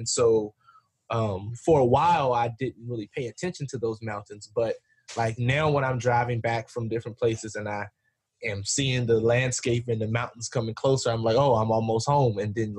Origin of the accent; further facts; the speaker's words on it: West Virginia, United States; I'm from West Virginia, I'm a country boy, and we have some beautiful landscapes here